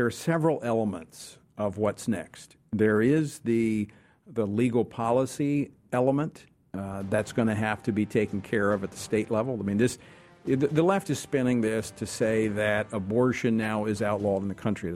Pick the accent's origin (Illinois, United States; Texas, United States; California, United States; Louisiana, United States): Louisiana, United States; Louisiana is still my home state